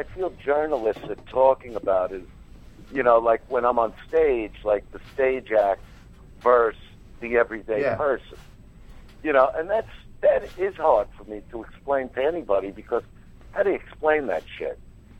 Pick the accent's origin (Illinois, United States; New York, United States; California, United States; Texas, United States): New York, United States; New York City; I grew up in Brooklyn. It's who I am.